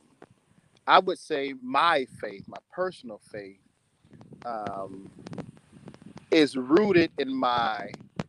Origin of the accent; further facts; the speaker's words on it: East St. Louis, Illinois, United States; born and raised in East St. Louis